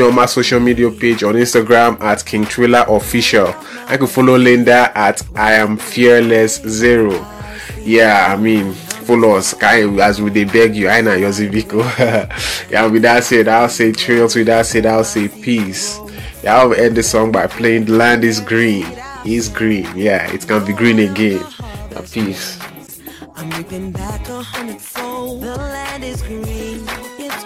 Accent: Nigeria; as Nigerian youths

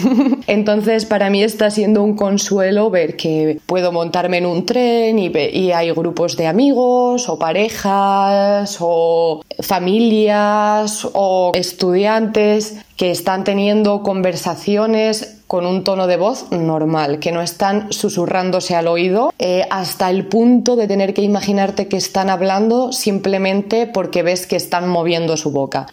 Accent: Asturias, Spain; moved away as an adult; now in Poland; tengo 16 años y vengo de Asturias, una pequeña y muy bonita región del norte de España

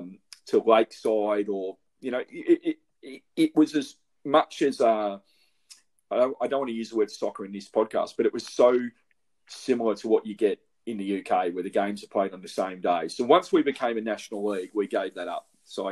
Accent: Melbourne, Victoria, Australia; my background of obviously growing up in Melbourne

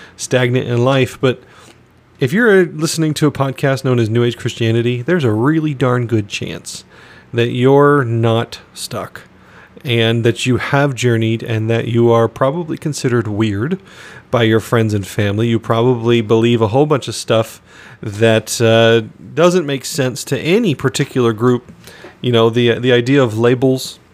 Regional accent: Phoenix, Arizona, United States; also born or lived in northern Michigan; now in Michigan, United States; I'm was born and raised in Phoenix, Arizona

